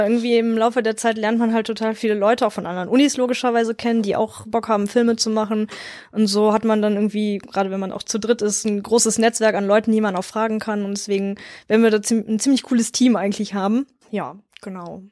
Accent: near Wuppertal, North Rhine-Westphalia, Germany; Ich komme halt aus der Nähe von Wuppertal oder direkt an der Grenze zu Wuppertal bin ich groß geworden

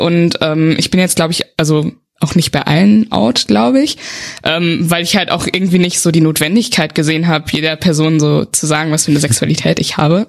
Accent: Westerwald, Rhineland-Palatinate, Germany; moved away as an adult; now in Bonn, Germany; ich komme aus dem Westerwald, das ist so eine Region oben in Rheinland-Pfalz, aus einem ganz kleinen Dörfchen

